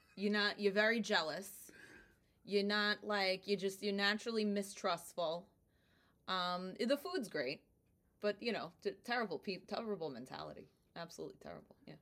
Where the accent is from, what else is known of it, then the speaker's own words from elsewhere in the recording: New Jersey, United States; accent: Brooklyn; first language Italian; English is a second language; moved away as an adult; now in Brooklyn, United States; I was born in Brooklyn, in Bensonhurst. And then when I was eight, we moved to New Jersey. I hated it. And when I was eighteen, I moved back to Brooklyn